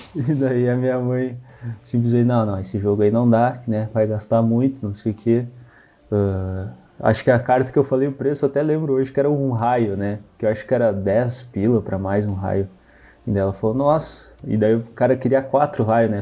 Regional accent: Santa Maria, Rio Grande do Sul, Brazil; sou de Santa Maria, Rio Grande do Sul

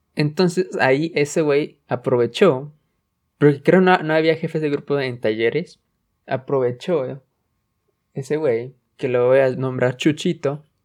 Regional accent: Mexico; en, México estamos

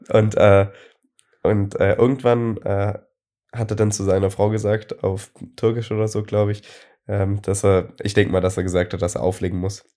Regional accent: Friedrichshafen, Baden-Württemberg, Germany; bei uns in Friedrichshafen

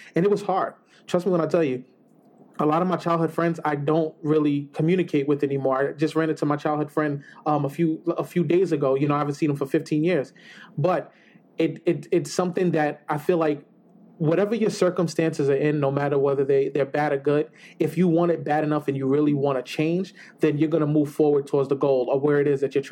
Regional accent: New York City, New York, United States; I grew up in the South Bronx

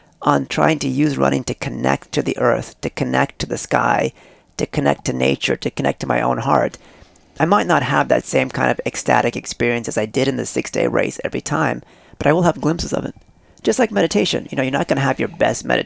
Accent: Northern California, United States; also born or lived in East India; I'm from East India, but I was raised in Northern California

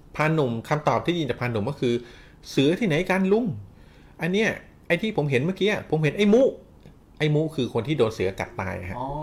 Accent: Thailand; เราเกิดในประเทศไทยที่มีพุทธศาสนา เป็นศาสนาประจำชาติ

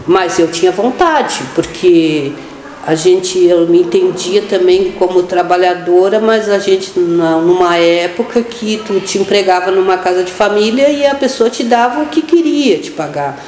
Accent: Pelotas, Rio Grande do Sul, Brazil; Eu nasci, eu, eu sou natural de Pelotas, né? Então eu nasci no dia 13 do, de setembro de 1967, tenho 53 anos. Nasci na Beneficência Portuguesa. Eu sou do bairro ali da Baus, né? nasci ali

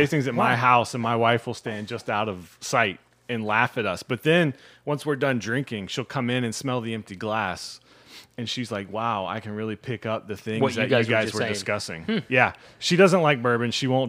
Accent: Richmond, Virginia, United States; I'm from Richmond.

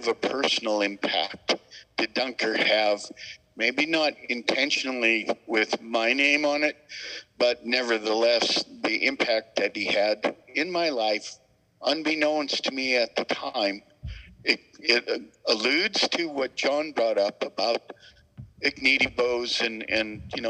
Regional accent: Butte, Montana, United States; born or raised there

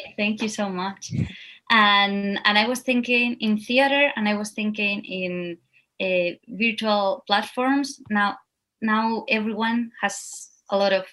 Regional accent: Spain; English is a second language; moved away as an adult; now in New York, United States; I'm from Spain, and these roots that we have of flamenco and Spanish dance are really special

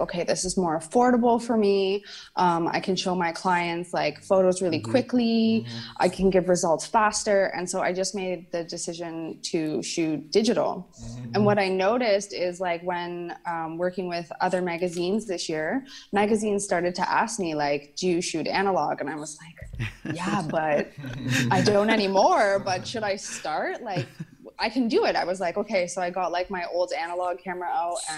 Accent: Canada; I was born and raised in Canada

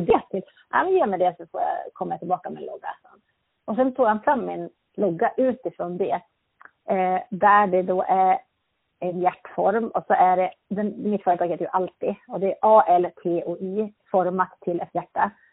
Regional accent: Örnsköldsvik, Västernorrland County, Sweden; moved away as an adult; also born or lived in Härnösand; now in Sundsvall, Sweden; jag är född i Örnsköldsvik i Norrland

